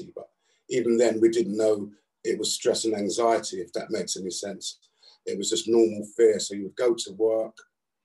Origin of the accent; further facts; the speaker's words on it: London, United Kingdom; I was brought up in South London